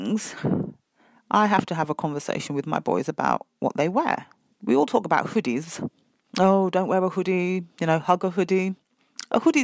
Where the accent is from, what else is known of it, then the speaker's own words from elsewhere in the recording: United Kingdom; I was being very British